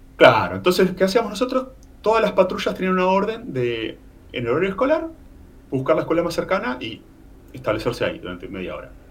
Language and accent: Spanish; Necochea, Buenos Aires Province, Argentina; moved away as an adult; now in Punta del Este, Uruguay; soy nativo de Necochea, provincia de Buenos Aires, ciudad de playa